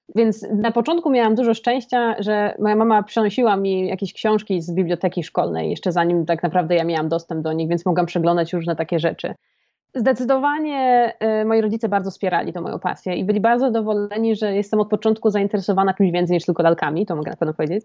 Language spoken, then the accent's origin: Polish; Poland